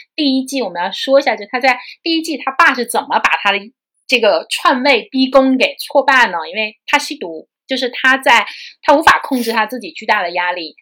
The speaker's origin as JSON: {"language": "Chinese", "country": "China", "said": "我们中国人"}